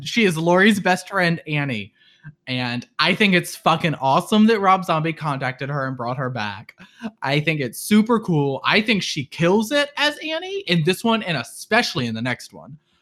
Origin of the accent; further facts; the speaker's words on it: near Chesterfield, East Midlands, United Kingdom; my hometown, maybe? Um, which is right next to Chesterfield